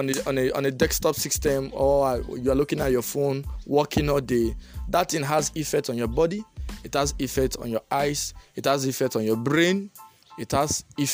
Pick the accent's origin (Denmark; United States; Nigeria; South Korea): Nigeria; as a Nigerian student